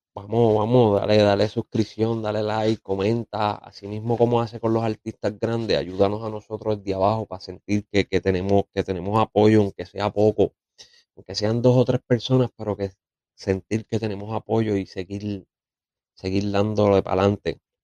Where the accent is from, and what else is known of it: Puerto Rico